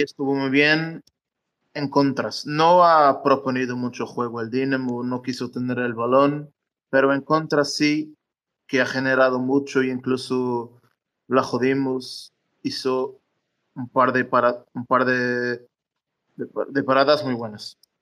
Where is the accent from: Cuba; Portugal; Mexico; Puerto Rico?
Portugal; Madeira; moved away; yo soy de Madeira, es decir, ahora no vivo acá, pero estoy de vacaciones en el pueblo de, de mis padres